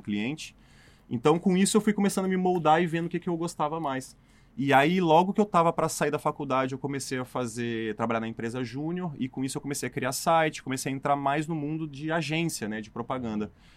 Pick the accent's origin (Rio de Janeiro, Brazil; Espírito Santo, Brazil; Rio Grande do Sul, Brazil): Espírito Santo, Brazil; moved away as an adult; also born or lived in São Paulo; Eu sou do Espírito Santo